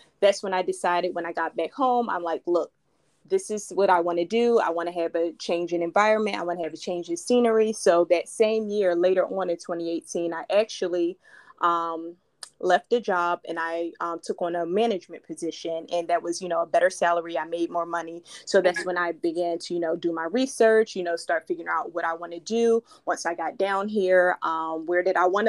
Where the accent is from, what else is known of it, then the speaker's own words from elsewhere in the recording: Philadelphia, Pennsylvania, United States; moved away as an adult; now in Florida, United States; I was born and raised in Philadelphia, in which I lived there for 30 plus years.